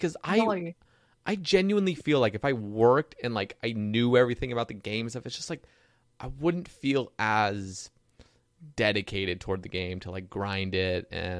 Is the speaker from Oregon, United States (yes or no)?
yes; Oregon, United States; Oregon. We'd go to North Carolina, which is like all the way on the East Coast.